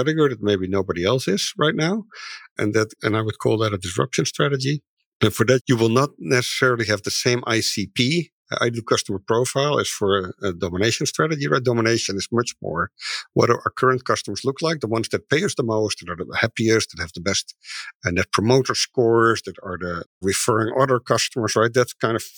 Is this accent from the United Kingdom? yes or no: no; Netherlands; moved away as an adult; now in Seattle, United States; When I came to the US, I'm from the Netherlands. We moved here in 2004, about 18, 19 years ago.